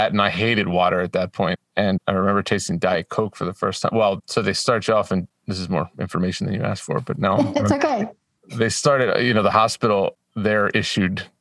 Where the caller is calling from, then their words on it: Madison, Tennessee, United States; Madison, Tennessee, just north of Nashville.